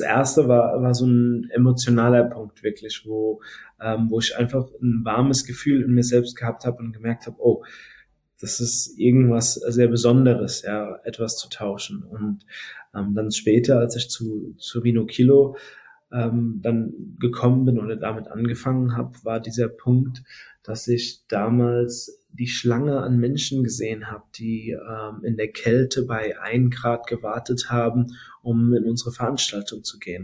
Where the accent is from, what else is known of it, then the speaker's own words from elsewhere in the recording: Mainz, Rhineland-Palatinate, Germany; ich bin dann noch hier in Mainz geboren.